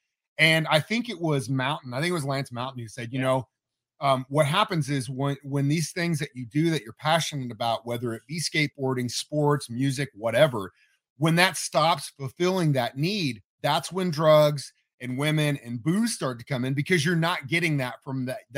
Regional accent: Midwest, United States; a lot of people, especially growing up in the Midwest, you know, we play football, we play baseball, basketball.

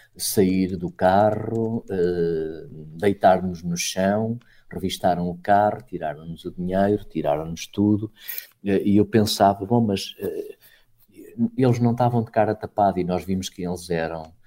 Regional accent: Portugal; como bom português que sou

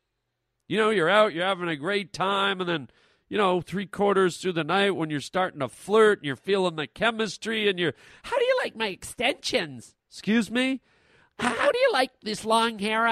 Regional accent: Canada; As a Canadian boy

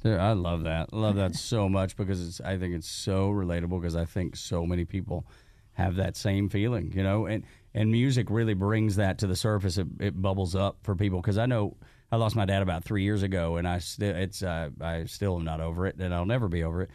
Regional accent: Dalton, Georgia, United States; me growing up in Dalton, Georgia

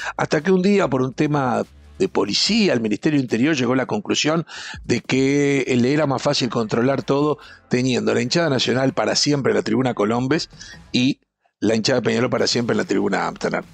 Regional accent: Uruguay; como uruguayo, yo viajé mucho

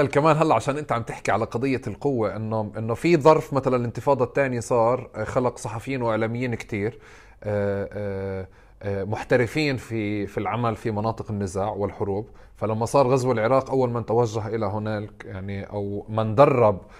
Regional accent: Palestine; تاكدت انه في اهميه آه، كبيره لوجودنا كفلسطينيين وفلسطينيات في هذا النوع من المؤسسات

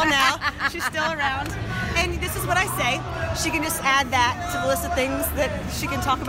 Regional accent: Raleigh, North Carolina, United States; Here, Raleigh.

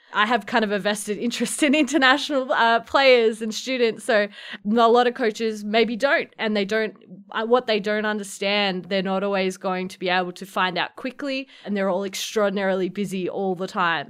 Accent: Melbourne, Victoria, Australia; moved away as an adult; now in Providence, United States; growing up in Australia

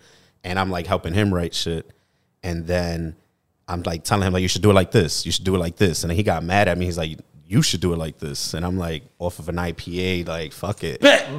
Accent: New York City, New York, United States; also born or lived in Philadelphia; I'm from the Bronx.

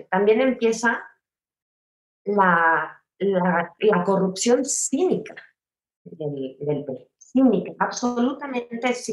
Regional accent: Sonora, Mexico; Así somos los sonorenses.

